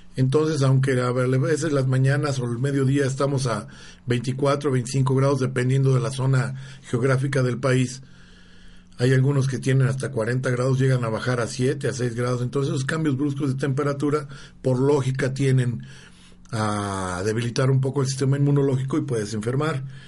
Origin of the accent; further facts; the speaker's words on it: Mexico; now in Puebla, Mexico; yo soy jalisciense jalicense michoacano